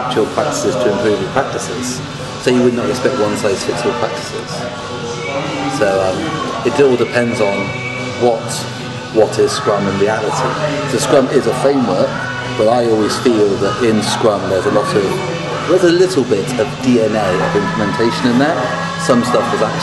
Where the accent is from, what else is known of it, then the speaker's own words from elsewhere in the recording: West Country, South West England, United Kingdom; I'm from the West Country